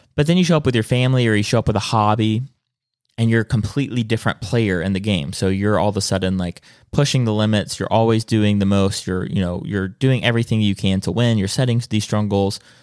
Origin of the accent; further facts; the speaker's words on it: South Carolina, United States; I'm from South Carolina